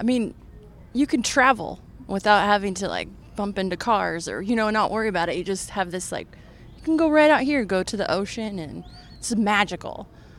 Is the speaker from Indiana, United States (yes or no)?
no; San Luis Obispo, California, United States; also born or lived in Hollywood, Los Angeles; now in Marina del Rey, United States; Well, I was born in Hollywood, and then I moved from here to San Luis Obispo until I was 26.